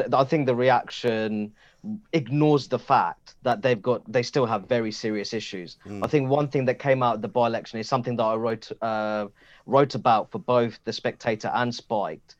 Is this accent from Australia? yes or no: no; Luton, East of England, United Kingdom; my hometown of Luton